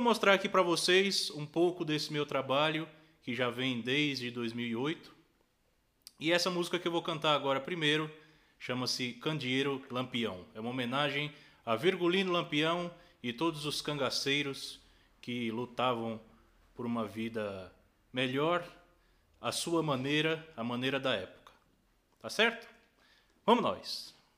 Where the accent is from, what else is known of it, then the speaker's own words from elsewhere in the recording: São Paulo, Brazil; Sou paulistano, filho de pernambucanos, da cidade de São Bento do Una, Pernambuco. Nasci em São Paulo